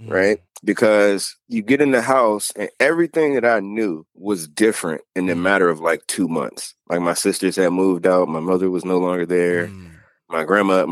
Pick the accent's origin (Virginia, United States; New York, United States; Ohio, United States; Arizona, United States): Virginia, United States; Norfolk; When I was growing up in Norview